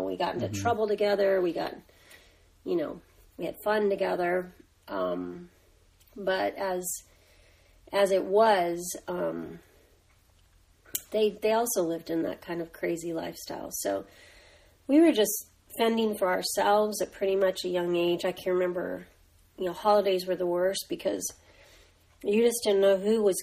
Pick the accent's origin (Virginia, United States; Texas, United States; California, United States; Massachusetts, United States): California, United States; Los Angeles; that's in East Los Angeles, California